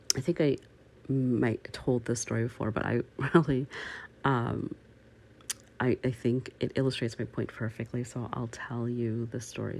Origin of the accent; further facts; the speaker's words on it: Canada; I am Canadian